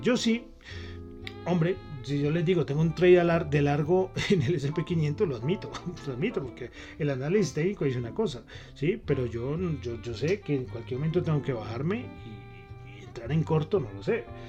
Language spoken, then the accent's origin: Spanish; Bogotá, Colombia; yo soy bogotano